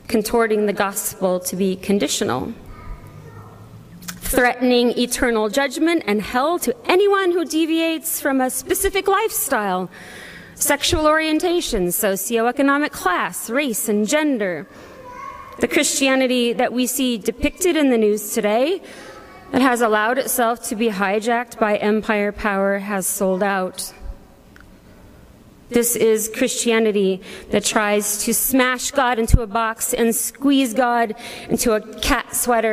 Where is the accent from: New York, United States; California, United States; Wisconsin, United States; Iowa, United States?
Iowa, United States; I'm also an Iowan and an American.